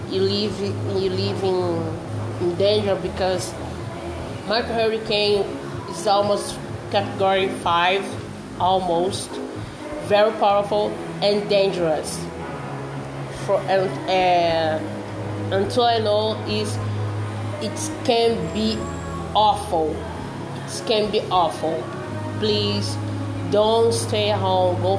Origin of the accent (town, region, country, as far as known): Brazil; English is a second language